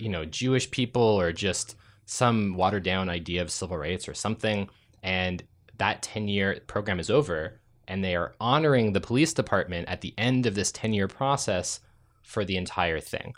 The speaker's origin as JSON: {"language": "English", "region": "Ontario", "country": "Canada", "tie": "born or raised there", "said": "I grew up in Ontario"}